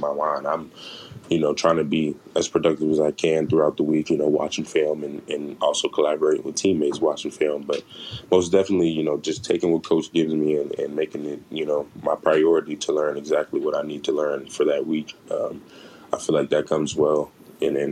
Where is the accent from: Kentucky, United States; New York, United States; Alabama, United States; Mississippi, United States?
Alabama, United States; Phenix City; coming from Alabama, I come from a small town, Phenix City, Alabama, probably about 30,000 residents